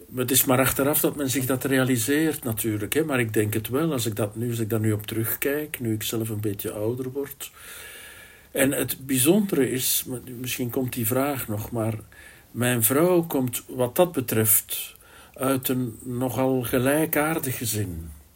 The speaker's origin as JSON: {"language": "Dutch", "region": "Flanders", "country": "Belgium", "tie": "born or raised there", "said": "Ik ben ook een Vlaamse jongen."}